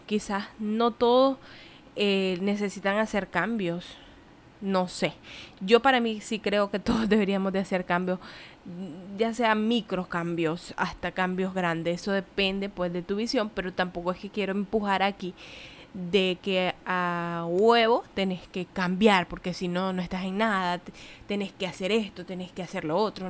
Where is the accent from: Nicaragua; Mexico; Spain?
Nicaragua; moved away as an adult; now in Puerto Rico; soy de Nicaragua, pero no vivo en Nicaragua, vivo en Puerto Rico